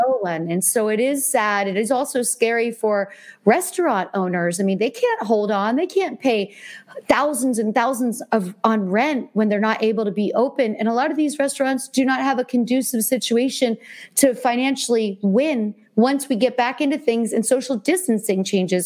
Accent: Easton, Pennsylvania, United States; moved away as an adult; also born or lived in California; now in New York, United States; I'm from Easton, Pennsylvania. So it's only an hour and 10 minutes for me to drive back and see my friends from high school

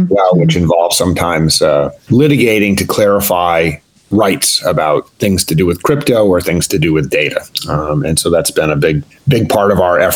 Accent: East Coast, United States; I grew up on the East Coast

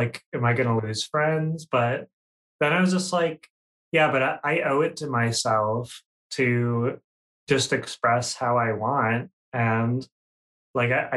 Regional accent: Minnesota, United States; I am from the great state of Minnesota

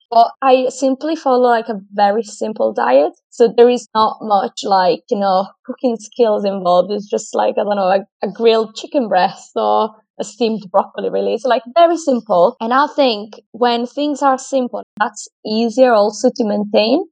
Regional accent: Italy; moved away as an adult; also born or lived in Australia; now in United Kingdom; I'm from Italy originally, but I moved out from my hometown at the age of 19

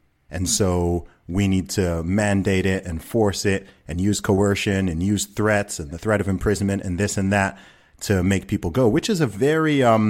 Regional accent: Saudi Arabia; I grew up in the Middle East, you know, I grew up in Saudi Arabia.

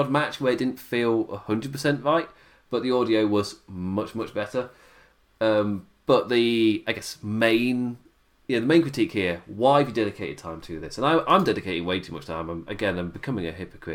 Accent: England, United Kingdom; as an Englishman

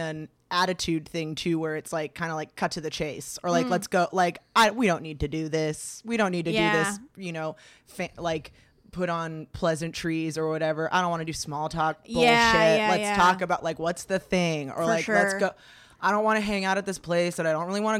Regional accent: California, United States; I grew up in the Valley.

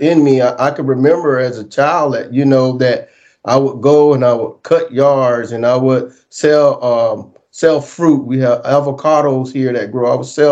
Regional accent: St. Petersburg, Florida, United States; now in Riverview, United States; I grew up, born and raised in St. Petersburg, Florida

